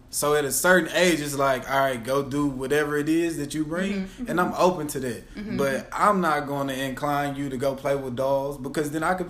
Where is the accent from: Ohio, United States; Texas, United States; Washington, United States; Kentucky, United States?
Texas, United States; Dallas; all my family's from the South, East Texas, in Dallas. And so I grew up in Dallas, but most of my family's from East Texas, right?